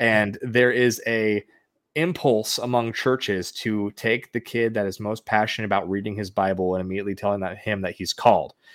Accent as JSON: {"language": "English", "area": "the Northwest", "region": "Pacific Northwest", "country": "United States", "moved": "yes", "lives_now": "Arizona, United States", "said": "I'm originally from the Northwest area"}